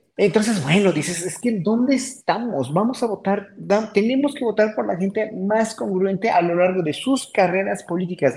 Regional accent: Mexico; como pueblo mexicano que somos

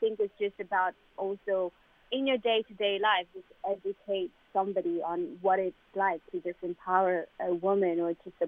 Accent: Malawi; moved away; where I'm from Malawi

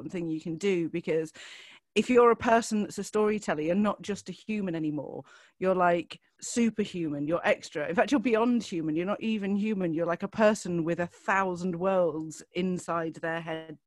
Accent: Lincolnshire, East Midlands, United Kingdom; I'm from Lincolnshire

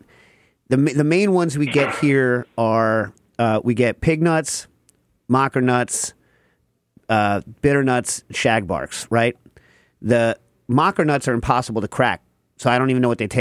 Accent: outside of New York City, United States; where I grew up outside of New York City

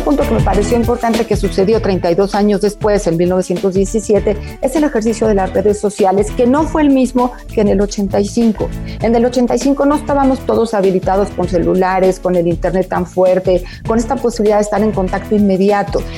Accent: Mexico; somos mexicanos

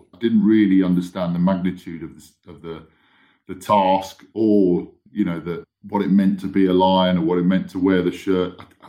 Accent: Spain; also born or lived in Kenya; growing up in Spain and Kenya, you know, we'd have a lot of Irish, Scottish, Welsh friends

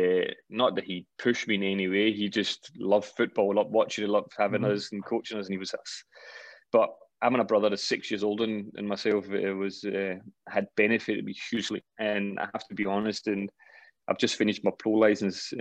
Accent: Denmark; moved away; also born or lived in Scotland; I was still in my hometown, my boys' club at that point

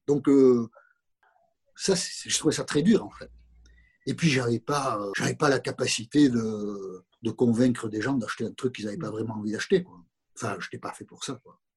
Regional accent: Viodos, Nouvelle-Aquitaine, France; also born or lived in Moncayolle; je, suis né à Moncayol. mes parents, je n'avais pas un an, euh, sont partis dans un autre village qui s'appelle Viodos

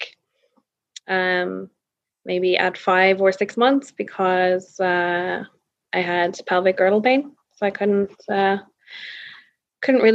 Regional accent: Dublin, Leinster, Ireland; now in Norway; I'm from Dublin, but I live in Norway with my Norwegian husband, Patrick

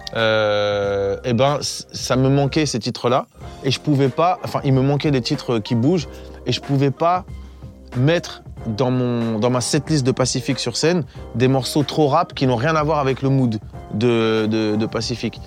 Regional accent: Évry, Île-de-France, France; je viens d'Evry à la base

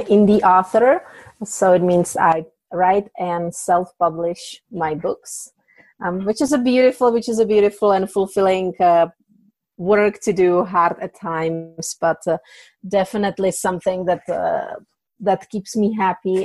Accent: Czechia; English is a second language; moved away as an adult; now in United States; I came from Czech Republic. English is my second language

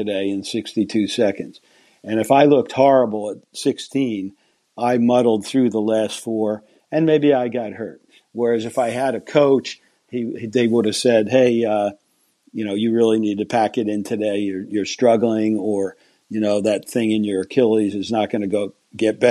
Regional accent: United States; being an American

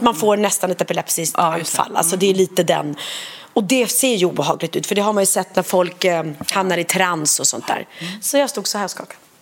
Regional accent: Sweden; jag är uppvuxen så på, på Langnö

